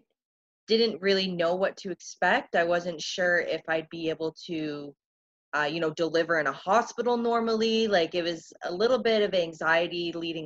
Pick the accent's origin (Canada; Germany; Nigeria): Canada; Niagara Falls, Ontario; moved away as an adult; now in Winnipeg, Canada; I'm originally from Niagara Falls, Ontario